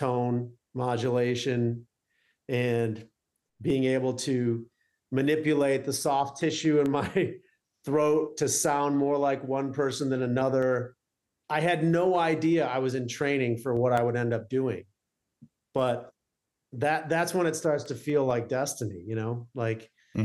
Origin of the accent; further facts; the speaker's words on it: Detroit, Michigan, United States; also born or lived in Arizona; growing up in Detroit, you kind of feel like, well, we're not New York. We're not LA.